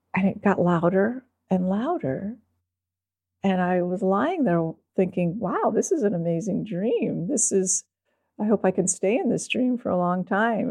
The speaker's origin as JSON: {"language": "English", "region": "East Coast", "country": "United States", "also_born_or_lived": "Austin, Texas", "moved": "as an adult", "said": "I was from the East Coast"}